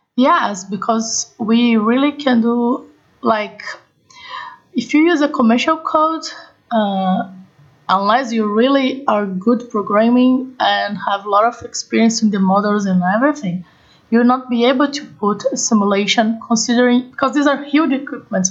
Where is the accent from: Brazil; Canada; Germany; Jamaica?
Brazil; I'm from Brazil